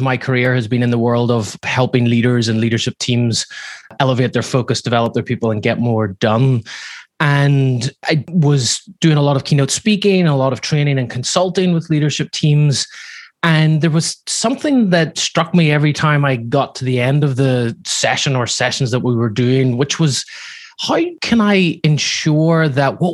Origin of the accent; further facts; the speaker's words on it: Belfast, Northern Ireland, United Kingdom; now in Laguna Beach, United States; I grew up in a household where my father, back in Northern Ireland, I'm sure you can hear from my accent, it's not from Laguna Beach where I live now, but back whenever I was living in Belfast